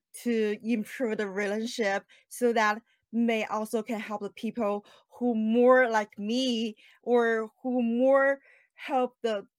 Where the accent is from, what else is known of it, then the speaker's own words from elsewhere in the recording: China; moved away as an adult; now in Houston, United States; I'm originally from China